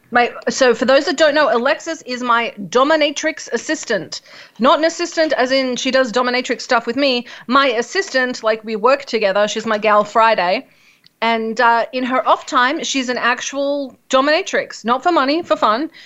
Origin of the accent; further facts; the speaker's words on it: Australia; I'm Australian